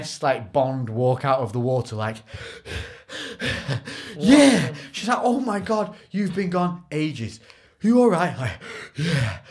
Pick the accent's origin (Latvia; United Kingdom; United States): United Kingdom; because we're from Britain